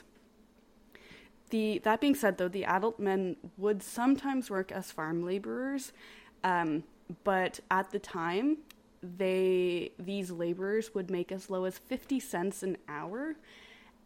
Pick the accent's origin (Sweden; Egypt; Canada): Canada; Ontario; I grew up in Ontario